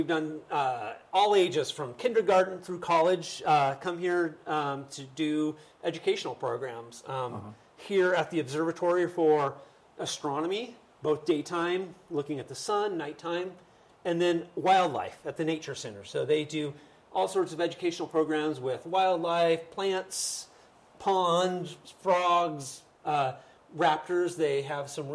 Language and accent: English; Bend, Oregon, United States; I moved back to my hometown of Bend